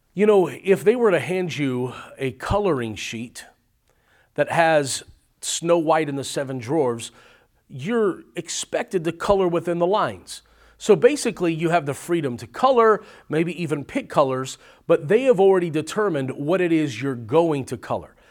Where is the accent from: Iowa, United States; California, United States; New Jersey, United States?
California, United States; now in Arizona, United States; originally born and raised in California, now living in Arizona